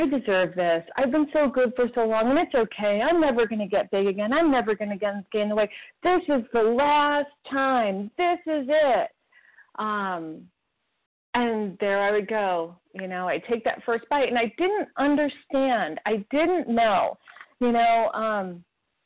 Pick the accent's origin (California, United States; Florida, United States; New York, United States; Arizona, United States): New York, United States; New York City; I was born in Brooklyn, New York